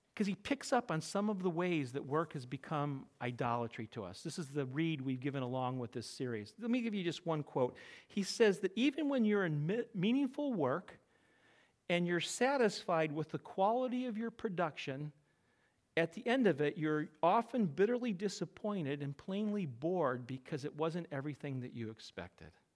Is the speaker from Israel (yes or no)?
no; Connecticut, United States; I'm from Connecticut